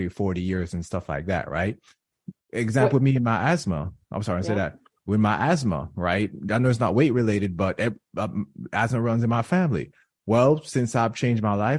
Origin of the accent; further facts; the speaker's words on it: Jamaica; moved away; I'm Jamaican